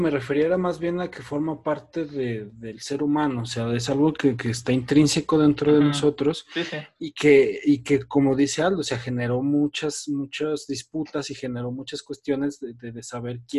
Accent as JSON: {"language": "Spanish", "town": "Fresnillo", "region": "Zacatecas", "country": "Mexico", "said": "Sí, sí, yo también soy de Fresnillo."}